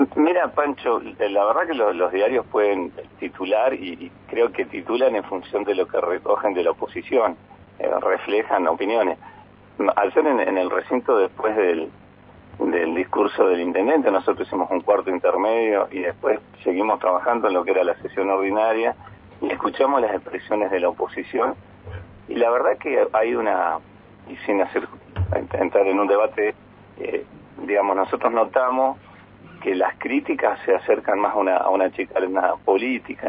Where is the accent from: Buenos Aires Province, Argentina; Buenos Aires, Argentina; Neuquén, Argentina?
Neuquén, Argentina; Plaza Huincul; now in Neuquén, Argentina; soy de Winkle